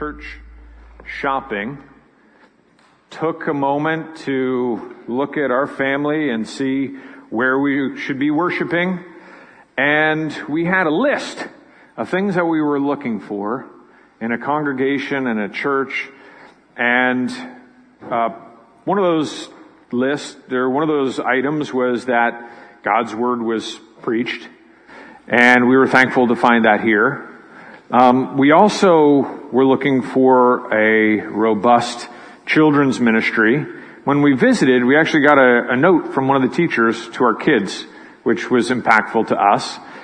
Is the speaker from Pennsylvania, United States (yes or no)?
yes; Pittsburgh, Pennsylvania, United States; moved away as an adult; also born or lived in California / Philadelphia; I grew up in Pittsburgh